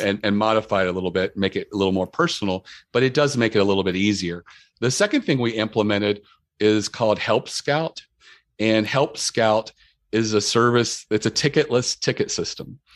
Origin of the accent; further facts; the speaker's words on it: Maryland, United States; we're from Maryland and we're known for crabs